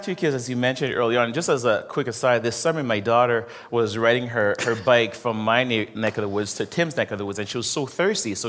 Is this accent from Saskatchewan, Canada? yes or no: no; Montreal, Quebec, Canada; now in Toronto, Canada; I was born and raised in Montreal